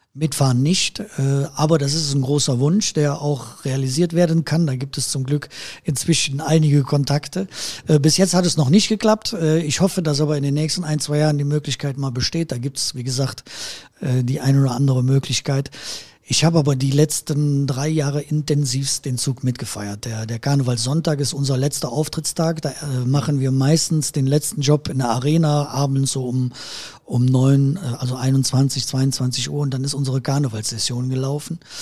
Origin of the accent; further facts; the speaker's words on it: Erkelenz, North Rhine-Westphalia, Germany; accent: Erkelenz-Heinsberg dialect; meine Heimat ist und bleibt Erkelenz